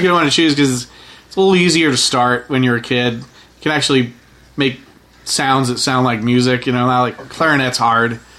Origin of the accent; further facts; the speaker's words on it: Barrington, Rhode Island, United States; I grew up in Barrington, which was uh, between like Providence and Newport.